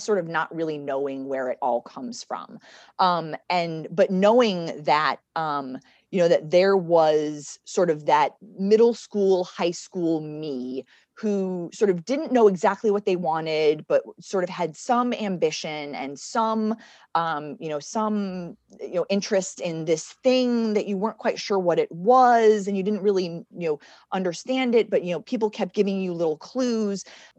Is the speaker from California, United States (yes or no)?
no; Oklahoma, United States; moved away; when I moved from Oklahoma, I used to get called the most influential Oklahoman nobody'd ever heard of.